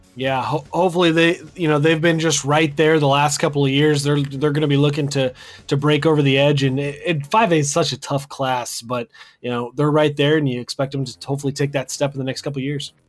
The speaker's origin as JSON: {"language": "English", "town": "Wichita", "region": "Kansas", "country": "United States", "tie": "born or raised there", "also_born_or_lived": "Andale, Kansas", "said": "I grew up in Wichita and went to school out there."}